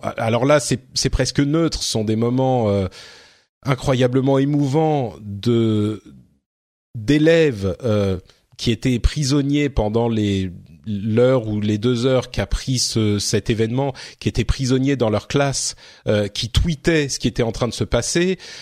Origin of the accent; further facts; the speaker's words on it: France; chez nous en France